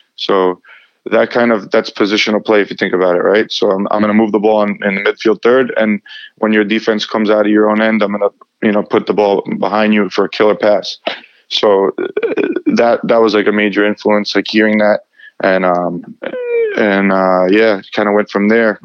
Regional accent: Long Island, New York, United States; I played um, uh, with the Albertson uh, Soccer Club in Long Island, New York

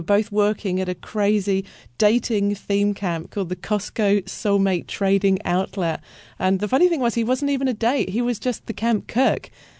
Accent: United Kingdom; I mean, I'm British, so it was slightly different

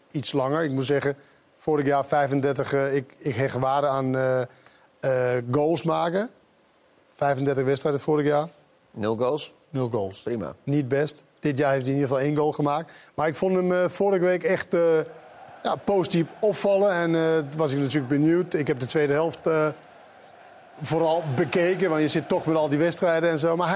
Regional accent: Sweden; Ik kom uit Zweden.

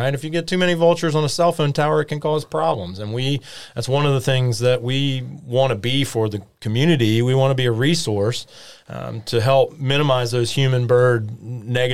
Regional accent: James Island, South Carolina, United States; I grew up on James Island and had a pair of Mississippi kites nesting in my backyard

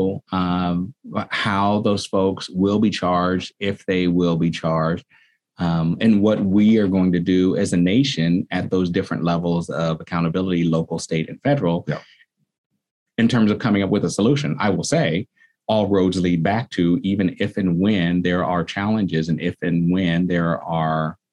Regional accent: San Francisco, California, United States; I'm a fourth generation San Franciscan, and I grew up here in the Bayview

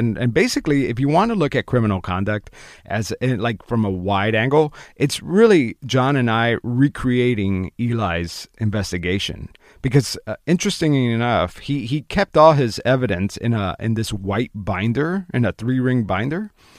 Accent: Florida, United States; I'm from Florida

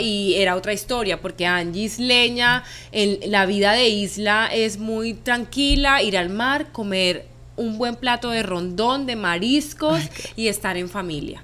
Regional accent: San Andrés, San Andrés and Providencia, Colombia; moved away as an adult

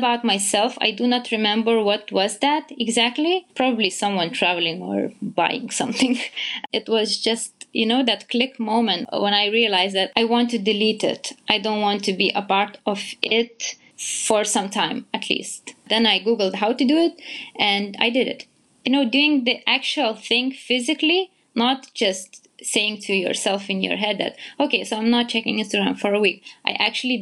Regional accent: Vilnius, Lithuania; I am from Vilnius, Lithuania.

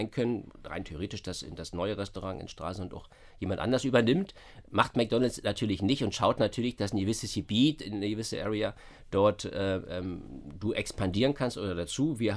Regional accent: Berlin, Germany; das kennt man halt als Berliner nicht so.

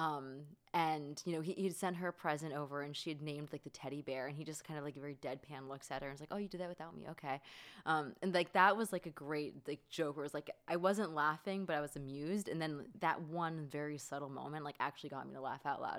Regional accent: Florida, United States; I grew up in Florida

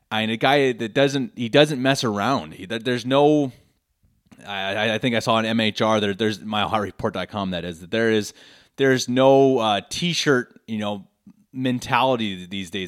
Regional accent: Denver, Colorado, United States; moved away as an adult; now in Munich, Germany; born and raised in Denver, Colorado, lifelong Broncos fan. I recently moved to Munich

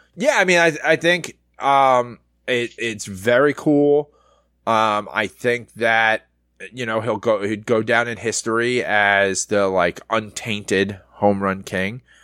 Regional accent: New York City, New York, United States; growing up in the Bronx

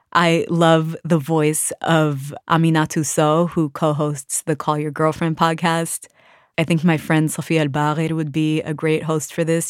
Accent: Washington, District of Columbia, United States; I grew up in Washington, D C, surrounded by other Sudanese people

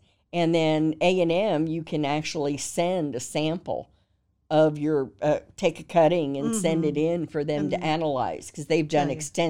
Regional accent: California, United States; now in Texas, United States

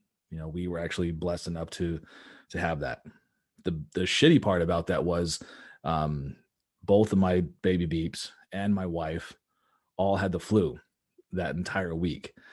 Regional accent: Albuquerque, New Mexico, United States; moved away as an adult; now in Frisco, United States; originally I'm from Stakes neighborhood there in Albuquerque, New Mexico. I was born and raised there

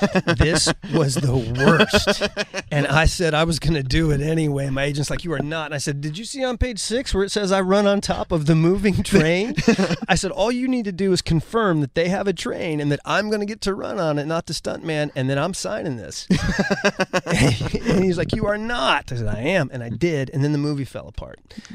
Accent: Ohio, United States; born or raised there; moved away

